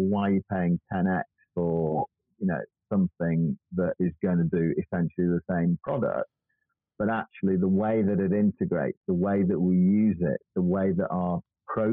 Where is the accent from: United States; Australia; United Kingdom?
United Kingdom; we're British